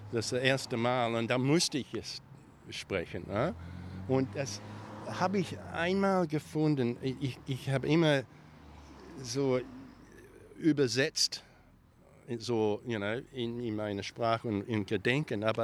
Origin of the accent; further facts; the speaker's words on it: Victoria, Australia; Vater war ein Farmer und ähm, da habe ich äh, an, an äh, das Land gearbeitet, mit, immer mit noch Kühe, Milken und, und sowas. Und dann eventually ähm, hat er eine ein eigene kleine Farm gekauft in Victoria.